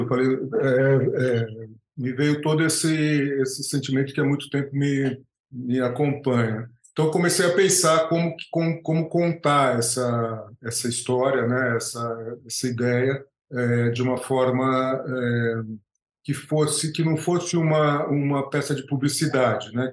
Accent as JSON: {"language": "Portuguese", "country": "Brazil", "tie": "born or raised there", "said": "sendo brasileiro, é, crescendo, nascido no Brasil, crescendo no Brasil"}